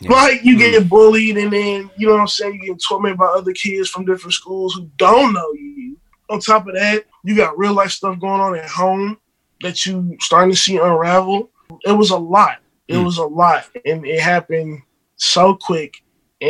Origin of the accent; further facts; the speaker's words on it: St. Louis, Missouri, United States; I'm born and raised in St. Louis